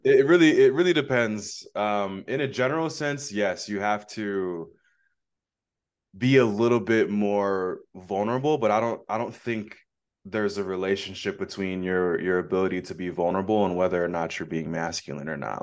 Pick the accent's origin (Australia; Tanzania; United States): United States; Phoenix, Arizona; I'm from Phoenix, Arizona